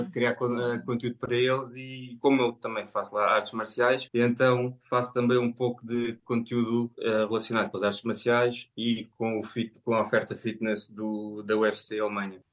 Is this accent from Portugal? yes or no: yes; Portugal; moved away as an adult; now in Germany; Como cresci em Portugal